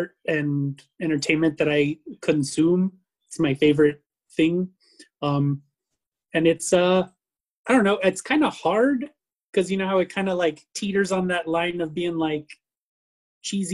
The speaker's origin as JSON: {"language": "English", "town": "El Paso", "region": "Texas", "country": "United States", "moved": "yes", "said": "I'm originally from Tatooine, or El Paso, Texas, as it's called"}